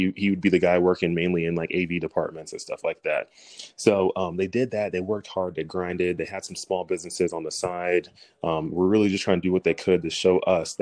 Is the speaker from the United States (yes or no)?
yes; Dallas, Texas, United States; originally I'm from Dallas, Texas